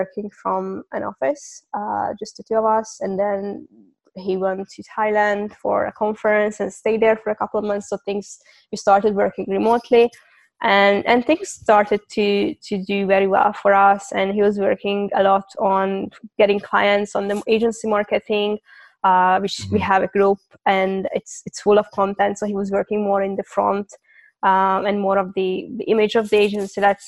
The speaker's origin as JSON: {"language": "English", "country": "Hungary", "also_born_or_lived": "London / Cyprus", "moved": "as an adult", "said": "I'm from Hungary. And I moved around a couple of times in my life"}